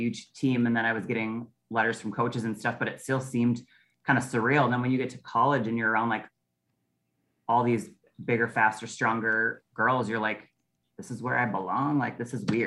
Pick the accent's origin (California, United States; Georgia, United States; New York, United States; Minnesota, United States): Minnesota, United States; Prior Lake; I grew up in Prior Lake